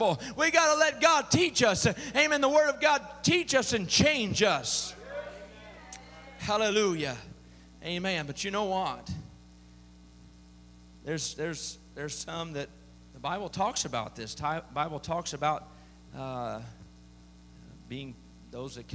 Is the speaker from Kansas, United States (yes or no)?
no; Southern Illinois, United States; I grew up in Southern Illinois